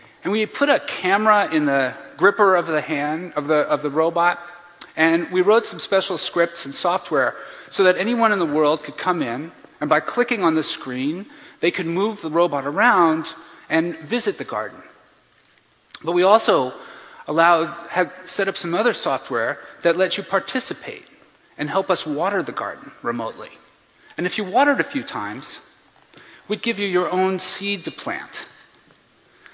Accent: Bethlehem, Pennsylvania, United States; I grew up in Bethlehem, Pennsylvania

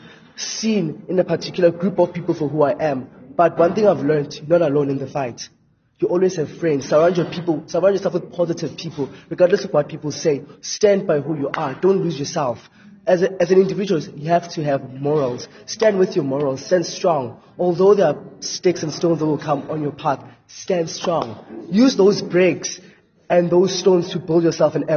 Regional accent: Kempton Park, Gauteng, South Africa; from Kempton Park

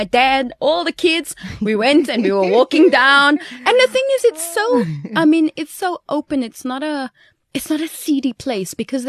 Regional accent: Belgium; We grew up in Belgium. While we were in Belgium, we used to go to Paris, you know, so we used to go to France because it's like just skipping over the border.

